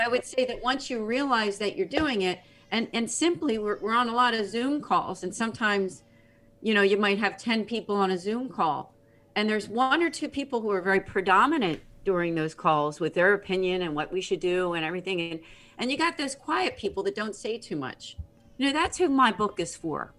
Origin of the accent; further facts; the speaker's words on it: Philadelphia, Pennsylvania, United States; I'm from the Philadelphia area